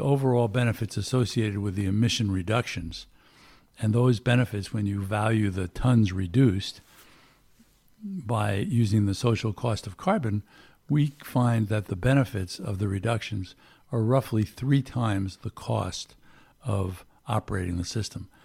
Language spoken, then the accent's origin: English; Long Island, New York, United States; moved away; also born or lived in Washington; I grew up on Long Island